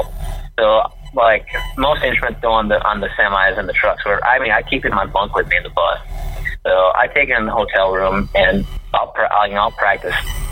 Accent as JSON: {"language": "English", "town": "Whitehall", "region": "Wisconsin", "country": "United States", "tie": "born or raised there", "said": "I grew up in Trempealeau County, a little town called Whitehall"}